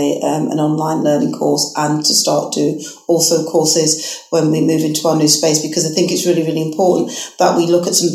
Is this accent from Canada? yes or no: no; Manchester, North West England, United Kingdom; now in Leicester, United Kingdom; my hometown, Manchester.